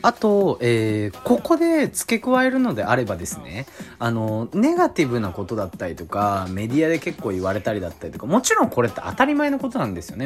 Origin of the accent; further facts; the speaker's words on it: Tokyo, Japan; 東京都民